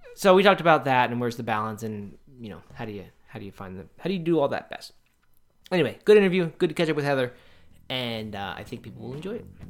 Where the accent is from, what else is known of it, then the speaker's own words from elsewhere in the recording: Bel Air, Maryland, United States; I grew up in Bel Air